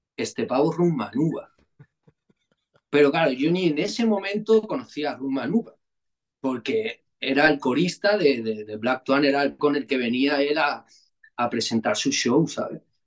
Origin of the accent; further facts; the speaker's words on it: El Prat de Llobregat, Catalonia, Spain; yo vivía en un barrio, hermano, tú sabes, yo, vengo de San Come.